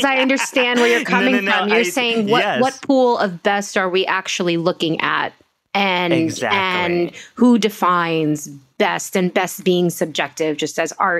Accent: New York, United States; I'm from Washington Heights.

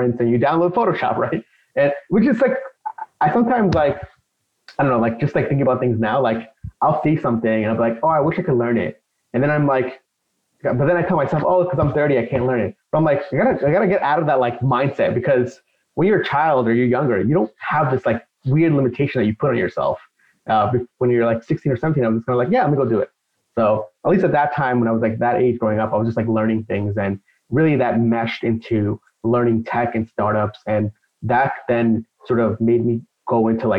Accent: Long Island, New York, United States; also born or lived in Queens, New York; So I grew up here in Long Island. So I'm in New York now. But basically, we grew up in Queens. We were there for a few years. Then we moved out to Long Island

